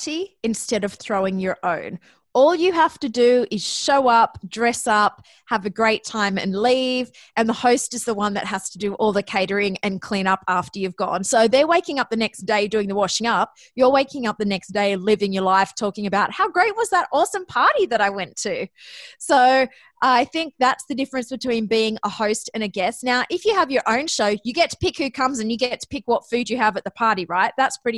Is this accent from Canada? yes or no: no; Australia; accent: Australian; moved away as an adult; also born or lived in Athens, Ohio; you may notice from my accent that I'm actually Australian